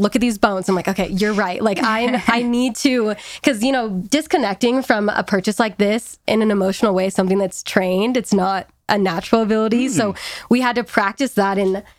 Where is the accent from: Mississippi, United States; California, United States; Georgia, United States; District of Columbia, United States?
California, United States; It's just not what I am used to growing up in California.